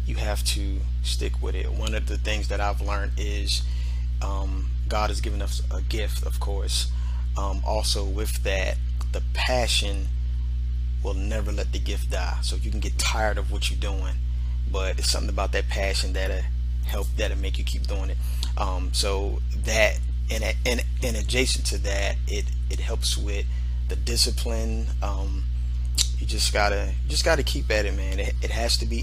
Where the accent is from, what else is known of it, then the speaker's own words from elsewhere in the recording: Philadelphia, Pennsylvania, United States; from Philadelphia. I'm a producer, arranger, orchestrator from Philadelphia